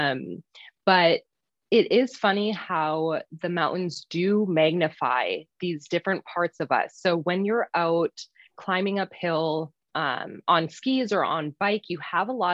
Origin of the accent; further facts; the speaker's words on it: Minnesota, United States; moved away as an adult; now in Utah, United States; I am originally from Minnesota, but have lived in Utah for the past 8-ish years, going on 9 here now